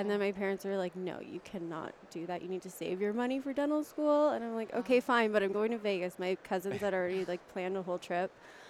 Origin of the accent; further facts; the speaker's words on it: Hamilton, Ontario, Canada; moved away as an adult; also born or lived in Toronto; now in Chicago, United States; I'm from Toronto, originally Hamilton, Ontario.